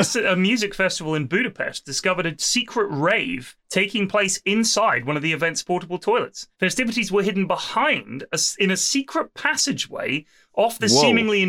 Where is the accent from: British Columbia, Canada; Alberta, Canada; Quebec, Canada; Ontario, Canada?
British Columbia, Canada; Vancouver; also born or lived in Ottawa; I'm originally from Vancouver, but spent the last few years in Ottawa going to university there.